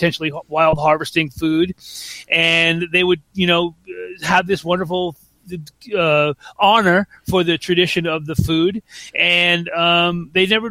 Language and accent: English; Long Island, New York, United States; we had a garden growing up on Long Island